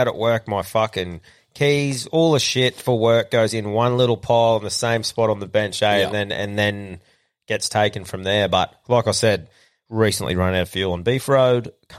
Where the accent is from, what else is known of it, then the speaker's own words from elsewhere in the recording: Queensland, Australia; I think I've just been like being a Queenslander